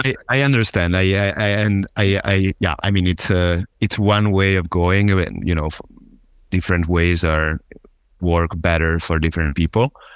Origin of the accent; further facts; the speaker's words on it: Genoa, Liguria, Italy; accent: Italian; English is a second language; moved away as an adult; also born or lived in south of Germany; I'm originally from Italy, uh, specifically from Genova